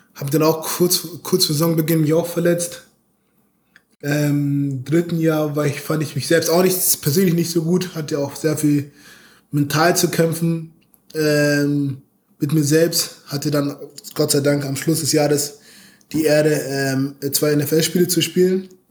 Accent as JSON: {"language": "German", "town": "Munich", "region": "Bavaria", "country": "Germany", "moved": "yes", "said": "ich komme aus München."}